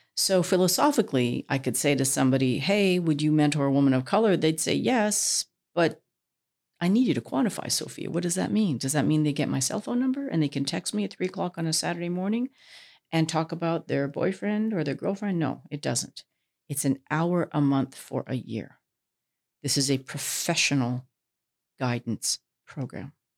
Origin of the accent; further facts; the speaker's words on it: Vancouver, British Columbia, Canada; I was born in Vancouver